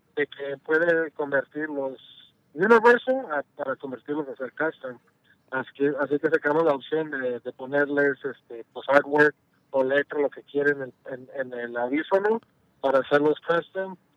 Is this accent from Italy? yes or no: no; Mexico; soy mexicano